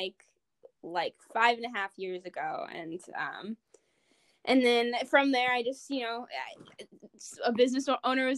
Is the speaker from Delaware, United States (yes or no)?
no; Oswego, Illinois, United States; I'm from Oswego